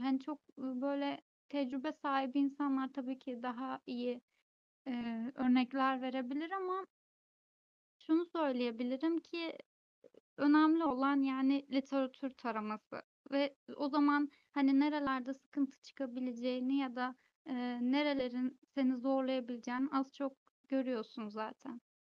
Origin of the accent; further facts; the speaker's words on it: Istanbul, Turkey; ben de ailem de hani doğma büyüme İstanbulluyuz